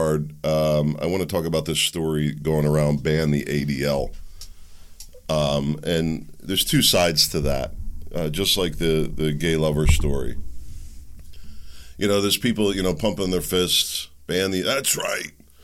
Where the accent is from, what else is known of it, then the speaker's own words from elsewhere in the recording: United States; I'm an American first